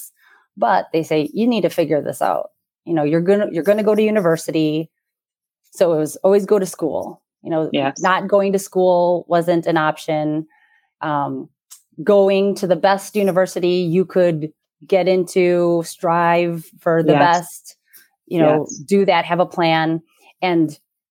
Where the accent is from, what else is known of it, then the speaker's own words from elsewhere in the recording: United States; My sister and I are first generation born and raised here in the U.S.